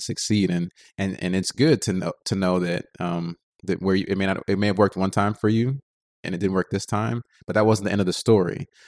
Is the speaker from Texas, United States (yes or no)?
yes; Texas, United States; I'm from Texas